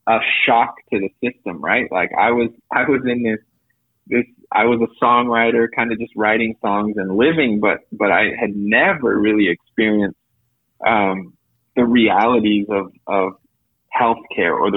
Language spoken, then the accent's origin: English; Napa Valley, California, United States; And then they ended up in Napa Valley, and I was born in Napa Valley.